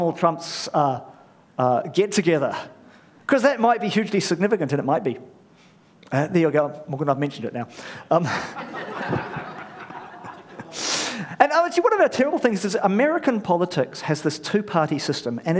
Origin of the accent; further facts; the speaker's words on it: New Zealand; I'm a Pākehā immigrant, a bloke, raised a Kiwi